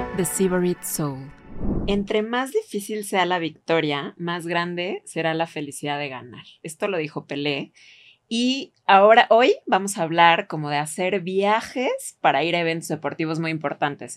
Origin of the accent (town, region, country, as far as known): Mexico